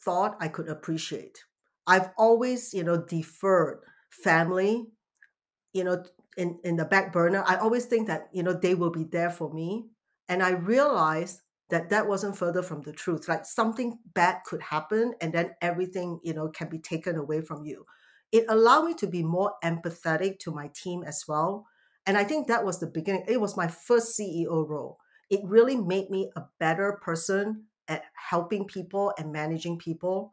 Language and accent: English; Singapore; now in United States; coming from Singapore